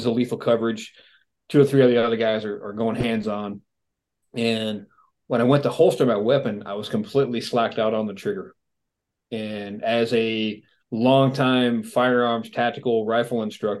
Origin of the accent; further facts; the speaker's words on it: New England, United States; moved away; also born or lived in Phoenix, Arizona; I was born in New England back in the late 60s